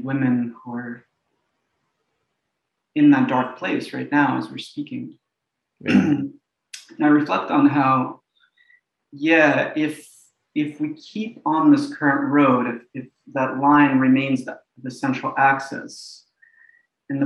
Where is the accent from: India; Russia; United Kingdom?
Russia; also born or lived in New York, United States; now in Philadelphia, United States; I was born in Russia, which was the USSR